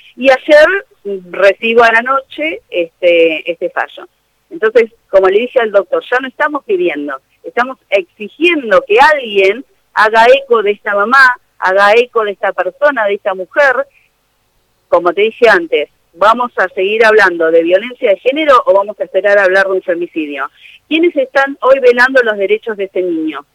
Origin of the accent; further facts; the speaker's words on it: Buenos Aires, Argentina; moved away as an adult; now in San Nicolás, Argentina; yo soy de Buenos Aires, hace 12 años estoy acá en San Nicolás